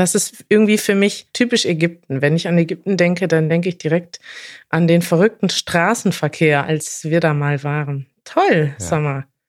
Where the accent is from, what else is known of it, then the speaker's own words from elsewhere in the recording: Brazil; German is a second language; ich komme aus Brasilien.